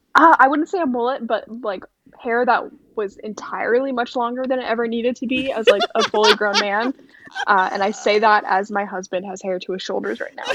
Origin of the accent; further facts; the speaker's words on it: New York, United States; I'm from New York, um, and in New York, you're pretty much like Catholic or Jewish